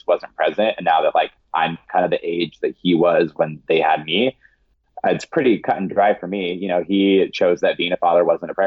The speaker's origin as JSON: {"language": "English", "region": "Eastern Washington", "country": "United States", "tie": "born or raised there", "lives_now": "Seattle, United States", "said": "I grew up in Eastern Washington"}